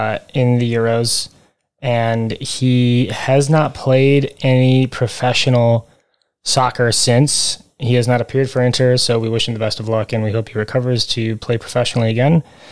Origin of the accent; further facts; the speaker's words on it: Michigan, United States; we come from Michigan.